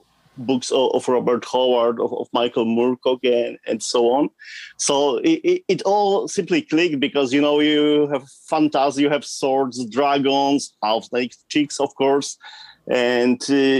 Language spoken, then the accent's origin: English; southern Poland, Poland; From Poland, from the southern part of Poland, close to the border with Czech Republic